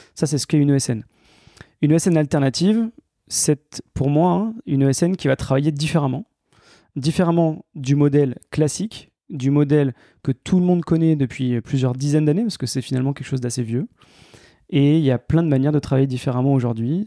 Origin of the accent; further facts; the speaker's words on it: Grenoble, Auvergne-Rhône-Alpes, France; moved away as an adult; also born or lived in Paris; moi, je suis grenoblois, j'ai passé toute ma vie euh, dans, cette, dans cette belle région, toutes mes études, et je suis monté à Paris pour travailler.